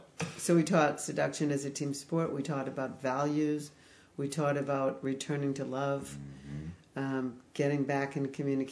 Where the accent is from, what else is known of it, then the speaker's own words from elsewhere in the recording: Fire Island, New York, United States; I grew up on Fire Island, New York.